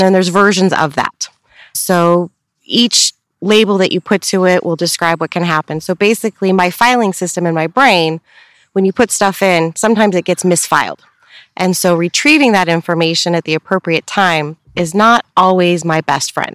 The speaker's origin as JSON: {"language": "English", "town": "Upland", "region": "California", "country": "United States", "tie": "born or raised there", "said": "I was born and raised here in Upland"}